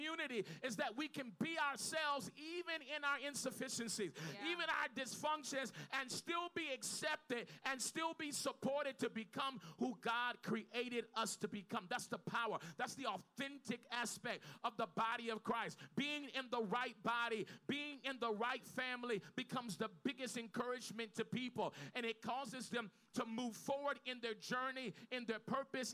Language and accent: English; Los Angeles, California, United States; I'm from South L.A.